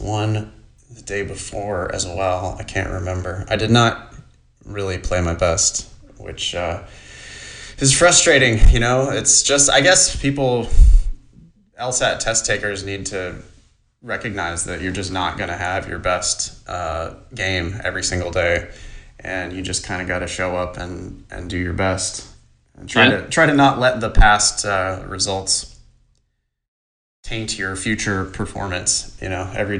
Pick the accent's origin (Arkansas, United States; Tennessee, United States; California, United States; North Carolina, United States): California, United States; Ripon; moved away; I'm at my mom and dad's house, my hometown.